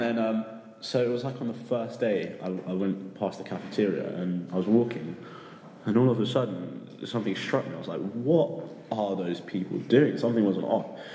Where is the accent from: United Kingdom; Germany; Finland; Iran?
United Kingdom; now in Sapporo, Japan; I'm from the UK, currently living in Sapporo, Japan